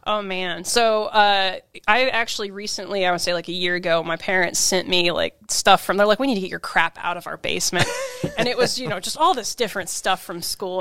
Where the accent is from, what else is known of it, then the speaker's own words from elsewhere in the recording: Kansas, United States; now in Washington, United States; I'm from Kansas the Midwest.